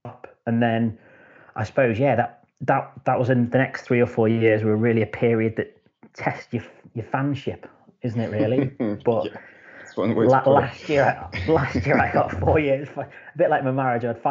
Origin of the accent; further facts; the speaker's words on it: Worcestershire, West Midlands, United Kingdom; now in Liverpool, United Kingdom; I'm from Worcestershire, but I live in Liverpool.